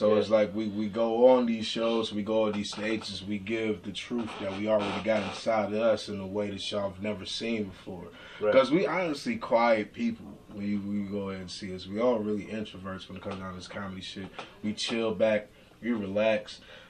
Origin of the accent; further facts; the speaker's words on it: Grand Rapids, Michigan, United States; now in Seattle, United States; I'm from Michigan.